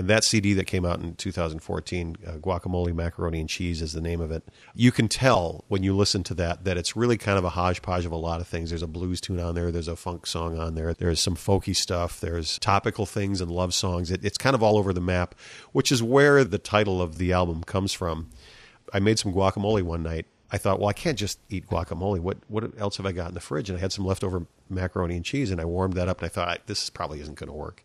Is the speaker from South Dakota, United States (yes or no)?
yes; South Dakota, United States; moved away as an adult; now in Eau Claire, United States; I grew up in South Dakota